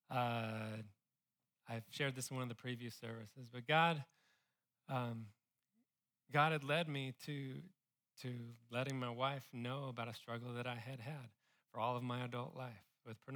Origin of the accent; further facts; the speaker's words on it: California, United States; now in Austin, United States; I came from California. I do miss them a little bit.